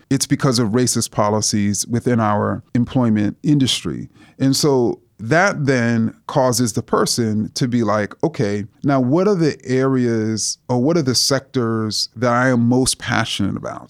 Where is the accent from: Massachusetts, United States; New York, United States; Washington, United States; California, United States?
New York, United States; New York City; when I was a student growing up in Jamaica, Queens